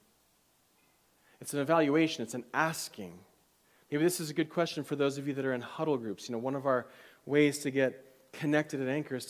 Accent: United States; as an American

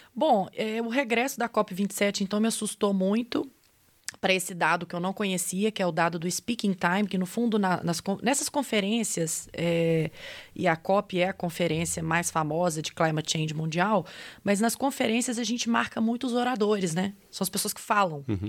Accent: Brazil; accent: sugared Portuguese (Brazilian Portuguese); o meu português um pouco açucarado

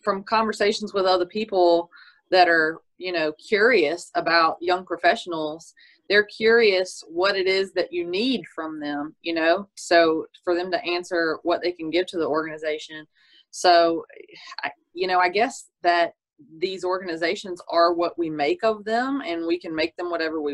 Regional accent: Natchitoches, Louisiana, United States; also born or lived in Oklahoma; I'm from Nacogdoches

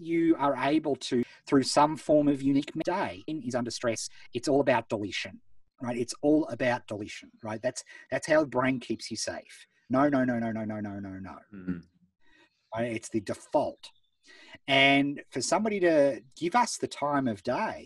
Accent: Beechworth, Victoria, Australia; I grew up in Beechworth, town of 3,000 people

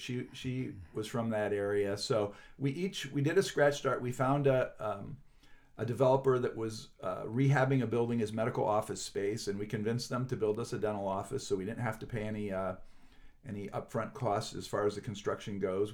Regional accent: northern Pennsylvania, United States; moved away as an adult; now in Chicago, United States; I'm from some small town in northern Pennsylvania

